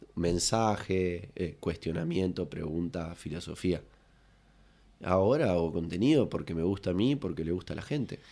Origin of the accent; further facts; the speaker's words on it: La Paloma, Rocha, Uruguay; yo soy allá de La Paloma